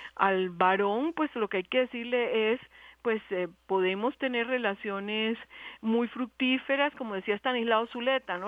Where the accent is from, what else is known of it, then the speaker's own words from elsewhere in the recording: Cuba; now in Colombia; yo soy cubana.